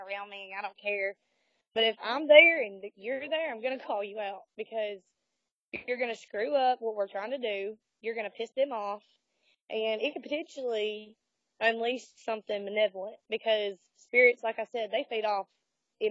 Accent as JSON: {"language": "English", "town": "Hamilton", "region": "Alabama", "country": "United States", "said": "I'm actually from Hamilton, Alabama"}